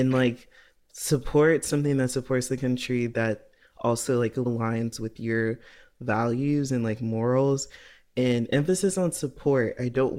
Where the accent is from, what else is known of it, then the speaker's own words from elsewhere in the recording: Nigeria; coming from the privilege of being, like, being Nigerian and having, grown up and, like, had these, like, accesses to different opportunities, right?